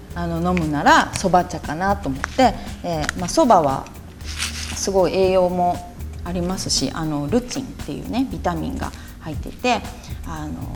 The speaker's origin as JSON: {"language": "Japanese", "region": "Kyoto", "country": "Japan", "tie": "born or raised there", "moved": "yes", "said": "私もあの京都出身なので"}